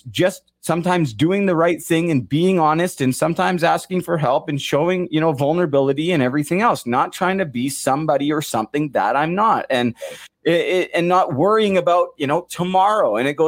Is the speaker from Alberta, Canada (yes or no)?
no; Kirkland Lake, Ontario, Canada; Shout out Blair, Mandy, and Kirkland Lake. The great hockey town. Great hockey town. I'm from Kirkland Lake.